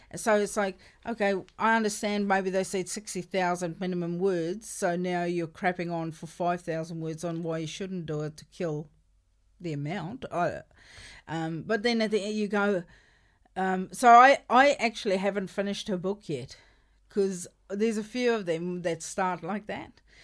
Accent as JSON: {"language": "English", "country": "South Africa", "tie": "born or raised there", "first_language": "Afrikaans", "second_language": "English", "said": "I grew up in South Africa and I'm Afrikaans speaking"}